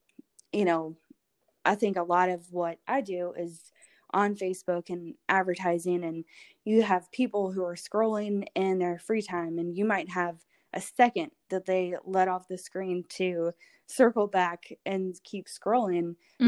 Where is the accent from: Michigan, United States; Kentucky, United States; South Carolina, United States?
Kentucky, United States; Louisville; also born or lived in Knoxville, United States; Well, I was born in Knoxville, so okay, pretty close, but I grew up here and I love Louisville.